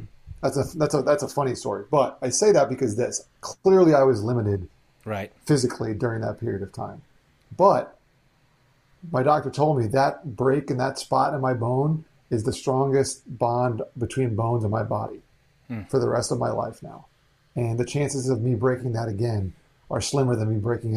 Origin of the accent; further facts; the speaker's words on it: South Florida, United States; I speak a little bit of Spanish growing up in South Florida